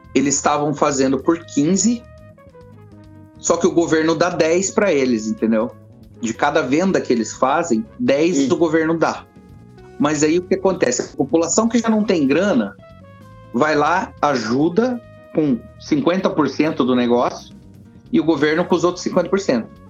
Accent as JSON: {"language": "Portuguese", "country": "Brazil", "moved": "as an adult", "lives_now": "London, United Kingdom", "said": "eu sou brasileiro"}